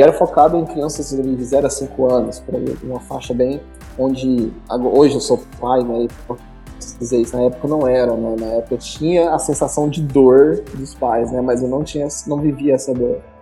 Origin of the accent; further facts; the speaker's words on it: Ceres, Goiás, Brazil; now in Goiânia, Brazil; Eu sou natural aqui de Goiás, só aqui do interior, da cidade de Séries, e vim para Goiânia